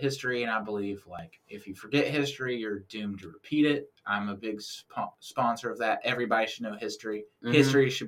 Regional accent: the South, United States; I'm from the South

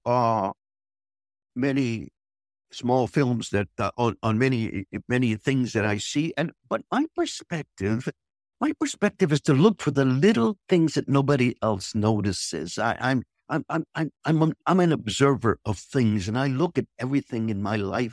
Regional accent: United States; moved away as an adult; now in Hanoi, Vietnam; being an American

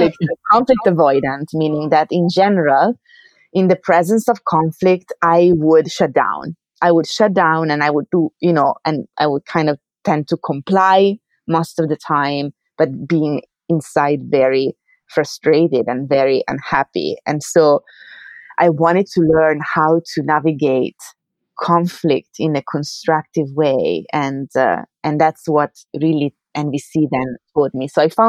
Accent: Italy; English is a second language; moved away as an adult; now in New York, United States; because I came here from Italy to, you know, to do my research. I was a graduate student when I moved, then I got my PhD here at City College, and then I stayed to work as a postdoc.

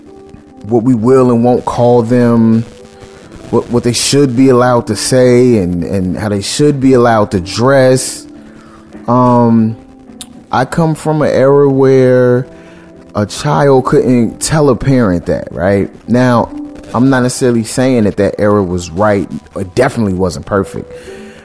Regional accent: Chicago, Illinois, United States; I grew up in Chicago

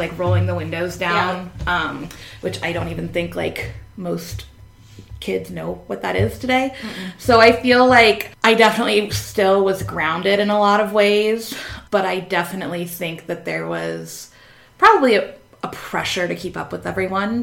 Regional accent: Northern Virginia, United States; I went to college in Southern Virginia and very much like Nova, as we call it up here

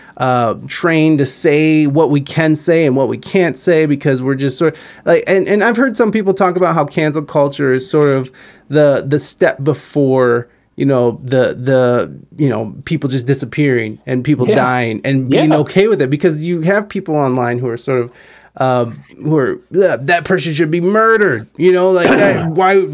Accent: United States; I enjoyed being an American as a kid

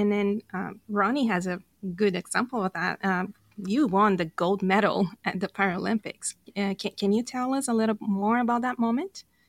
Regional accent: Brazil; English is a second language; moved away; I'm from Brazil

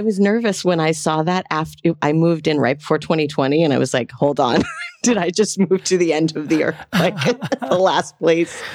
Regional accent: Los Angeles, California, United States; moved away as an adult; now in Atlanta, United States; grew up in the valley. I'm a total valley girl. So San Fernando Valley

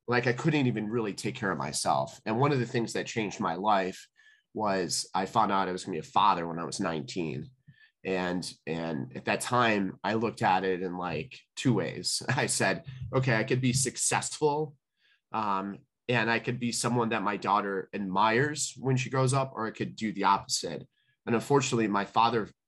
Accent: Calumet City, Illinois, United States; I grew up in Calumet City

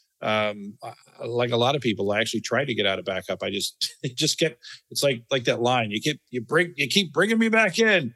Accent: Florida, United States; I grew up in Florida

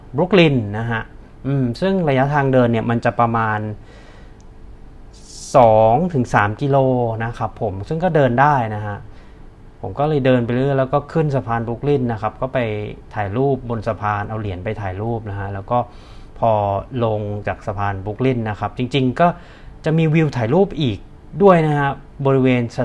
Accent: Bangkok, Thailand; คือผมมามาจากเป็นคนกรุงเทพ

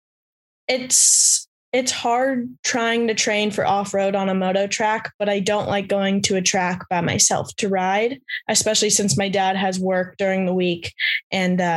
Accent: San Jose, California, United States; moved away as an adult; now in Southern California, United States; I'm actually originally from Northern California, the Bay Area, San Jose

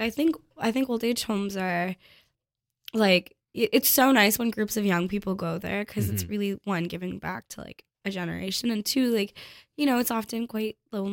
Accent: Toronto, Ontario, Canada; now in Montreal, Canada; I grew up in Toronto, right? And now I live in Montreal.

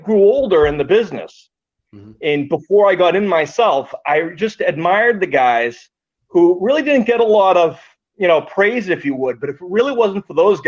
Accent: Ireland; I'm Irish

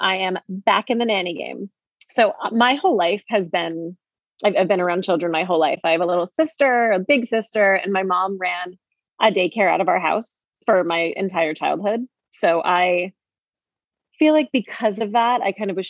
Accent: Syracuse, New York, United States; moved away as an adult; now in New York City, United States; I'm from Syracuse, but I've lived in New York City for, it'll be 10 years this month.

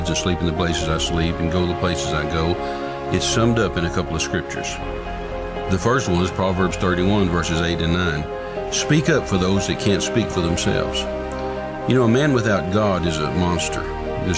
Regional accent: Midland, Texas, United States; I'm from Midland originally.

